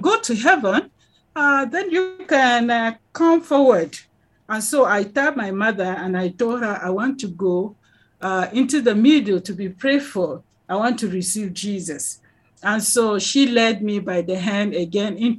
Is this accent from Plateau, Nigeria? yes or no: yes; Miango, Plateau, Nigeria; now in Jos, Nigeria; I came from Miango to Jos. I live in Jos right now, but I'm Rigwe by tribe from the nation of Rigwe